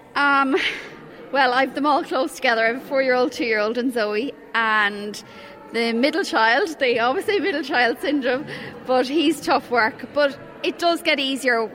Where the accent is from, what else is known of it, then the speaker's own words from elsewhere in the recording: Cork, Munster, Ireland; now in Drogheda, Ireland; I knew nobody in Drogheda because I'm originally from Cork